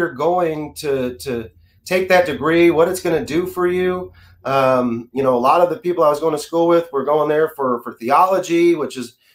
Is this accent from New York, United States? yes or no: no; Austin, Texas, United States; I grew up in the Dell computers explosion era, especially being here from Austin